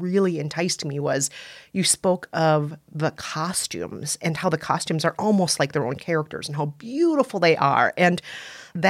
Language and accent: English; Minnesota, United States; growing up in Minnesota